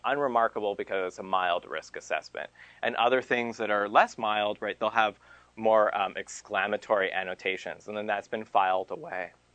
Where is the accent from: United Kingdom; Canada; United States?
Canada; Merrill gave me up as a Canadian